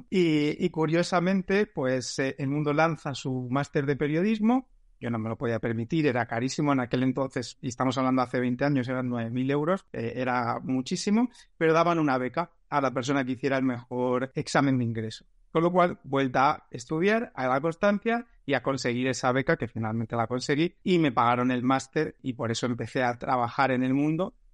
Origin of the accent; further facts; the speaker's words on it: Almería, Andalusia, Spain; moved away as an adult; also born or lived in Madrid; soy, soy de allí, soy andaluz